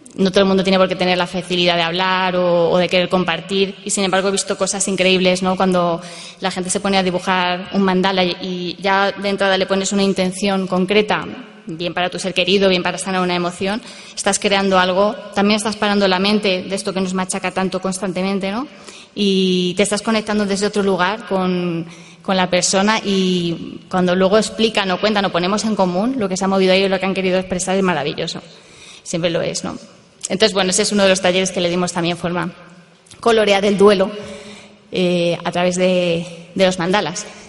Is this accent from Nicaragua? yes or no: no; Madrid, Community of Madrid, Spain; yo soy de Madrid, vivo en Madrid